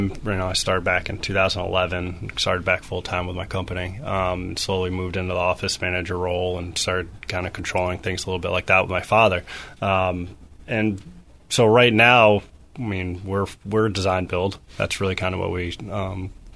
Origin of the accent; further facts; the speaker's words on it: Madison, Connecticut, United States; I grew up in Madison